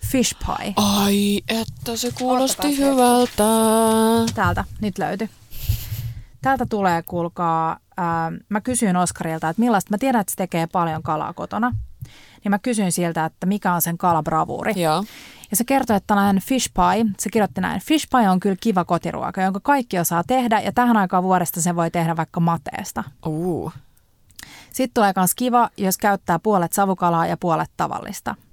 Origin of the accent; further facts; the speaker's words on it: Tampere, Pirkanmaa, Finland; Mä oon Mansasta siellä... kotosin